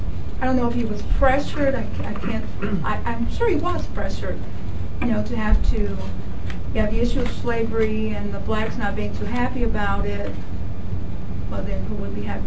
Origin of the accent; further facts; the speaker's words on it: Chicago, Illinois, United States; I'm from Chicago.